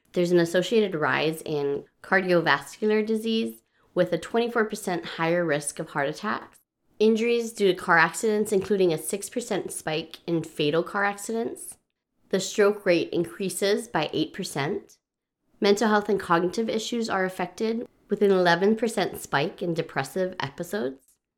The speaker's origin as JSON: {"language": "English", "region": "Hawaii", "country": "United States", "tie": "born or raised there", "moved": "as an adult", "said": "I grew up in Hawaii where we did not change the clocks at all"}